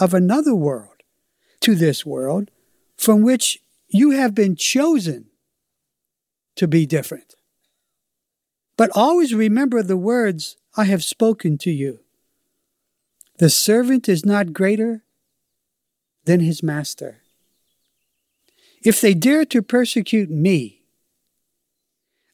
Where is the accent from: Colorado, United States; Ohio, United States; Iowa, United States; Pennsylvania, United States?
Pennsylvania, United States; Pittsburgh; I'm from Pittsburgh in this life, and I was raised in the ghetto